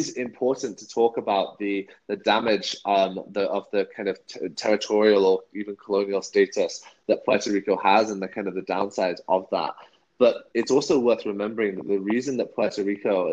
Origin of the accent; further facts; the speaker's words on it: United Kingdom; I'm British